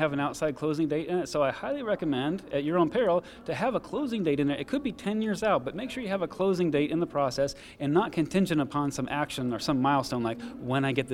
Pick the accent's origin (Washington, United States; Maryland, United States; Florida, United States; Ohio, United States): Florida, United States; Southwest; I'm from Southwest Florida